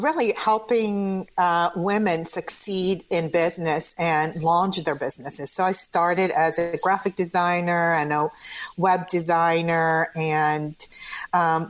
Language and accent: English; Croatia; English is a second language; moved away as an adult; now in United States; I come originally from Croatia. I came to the United States when I was 20.